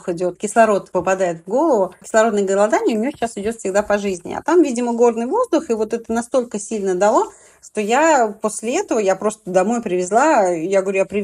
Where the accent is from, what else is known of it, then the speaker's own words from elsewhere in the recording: Ulyanovsk, Ulyanovsk Oblast, Russia; born there; now in Moscow, Russia; Я живу в Москве на данный момент. Я родилась в Ульяновске, у меня семья в Ульяновске.